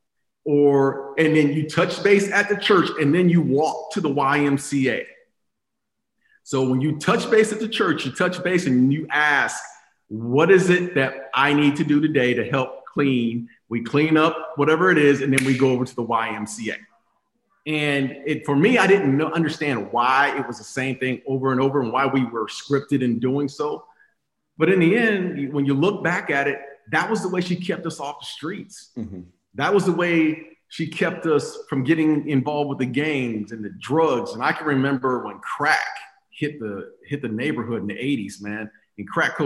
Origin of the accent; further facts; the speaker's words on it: Phoenix, Arizona, United States; I grew up in Phoenix, Arizona, on the west side of Phoenix, born and raised